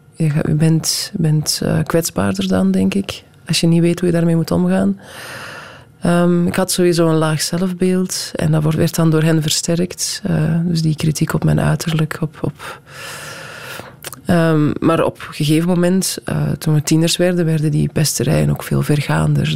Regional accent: Belgium; also born or lived in Netherlands; ik ben in Nederland geboren, onmiddellijk naar België gekomen. Dan heb ik twee of drie jaar in Nederland gewoond. en zijn we terug naar België gekomen.

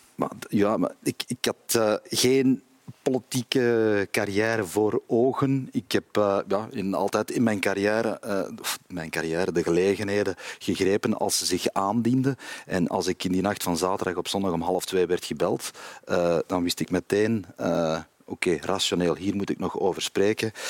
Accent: Kempen, Flanders, Belgium; also born or lived in Antwerp; Als Kempenaar, ik ben een eh, Antwerpse Kempenaar of een Kempische Antwerpenaar

